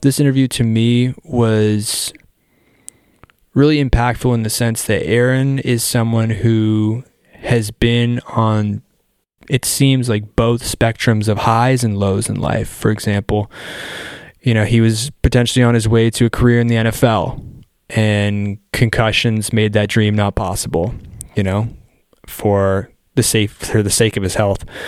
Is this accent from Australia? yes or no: no; Canada; I'm, I'm Canadian, right? So I grew up where hockey is life